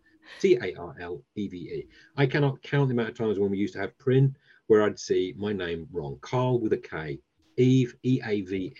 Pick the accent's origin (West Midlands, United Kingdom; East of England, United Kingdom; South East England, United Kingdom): East of England, United Kingdom; Essex; moved away; I came from Essex